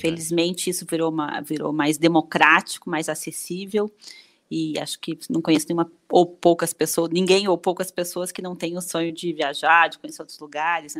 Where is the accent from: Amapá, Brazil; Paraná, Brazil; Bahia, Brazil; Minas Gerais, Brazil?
Paraná, Brazil; Curitiba; moved away as an adult; now in São Paulo, Brazil; eu sou de Curitiba, Paraná, moro em São Paulo há 18 anos